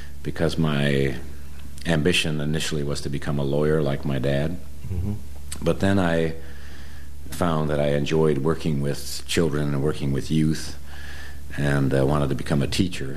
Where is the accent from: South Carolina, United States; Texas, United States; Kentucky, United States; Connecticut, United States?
Connecticut, United States; West Hartford; moved away as an adult; also born or lived in New York City / Brazil / Paraguay; I grew up in West Hartford, Connecticut